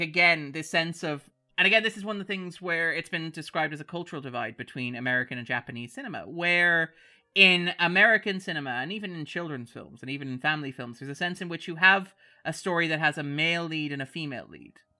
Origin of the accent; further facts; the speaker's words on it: Sligo, Connacht, Ireland; we're from Sligo